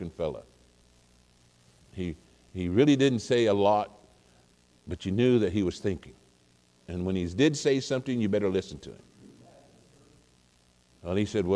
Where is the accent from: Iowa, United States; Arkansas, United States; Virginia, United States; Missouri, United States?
Missouri, United States; also born or lived in Oklahoma; I was born in Oklahoma. But I've lived most of my life in Missouri